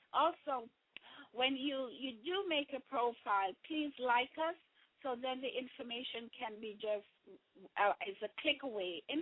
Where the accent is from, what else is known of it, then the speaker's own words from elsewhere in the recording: Jamaica; moved away; When I grew up in Jamaica